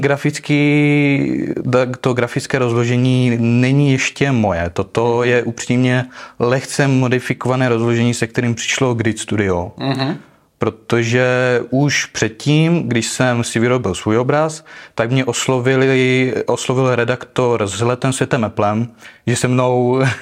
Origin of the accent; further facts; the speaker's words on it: Uherské Hradiště, Zlín Region, Czechia; pocházím z Moravy.